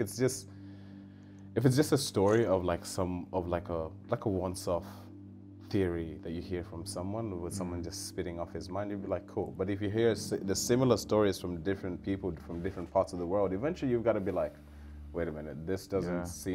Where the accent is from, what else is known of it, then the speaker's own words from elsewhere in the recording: Kenya; now in Australia; I'm from Africa